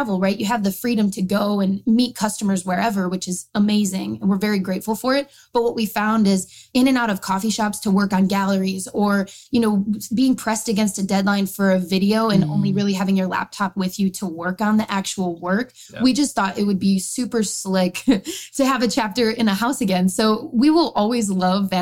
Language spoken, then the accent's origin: English; Michigan, United States; now in Wisconsin, United States; I'm born and raised in Michigan, but lucky enough to move to Wisconsin where I met Alex